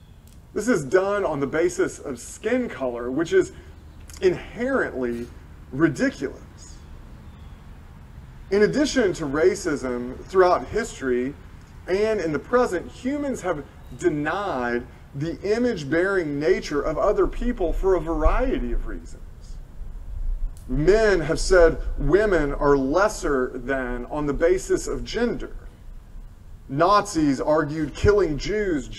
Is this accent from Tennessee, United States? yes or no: yes; Tennessee, United States; I am from Tennessee